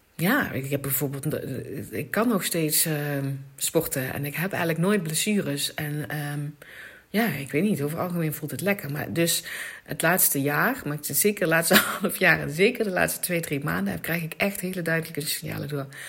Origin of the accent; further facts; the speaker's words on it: Limburg, Netherlands; ik kom uit Limburg